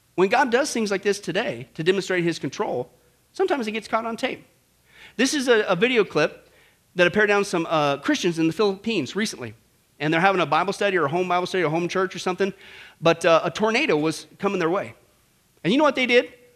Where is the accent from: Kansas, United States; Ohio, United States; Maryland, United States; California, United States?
Kansas, United States; I grew up in Kansas.